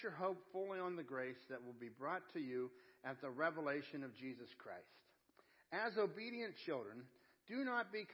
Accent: Pittsburgh, Pennsylvania, United States; I'm from Pittsburgh

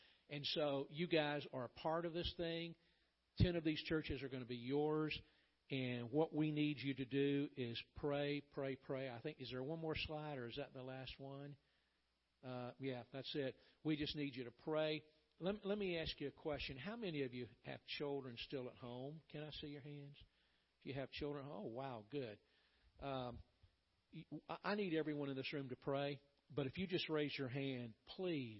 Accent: Atlanta, Georgia, United States; I grew up in Atlanta, Georgia, and my pastor

